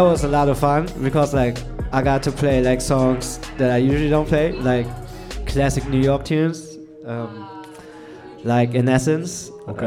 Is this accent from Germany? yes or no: yes; Germany; moved away as an adult; now in Berlin, Germany; I was born in West Germany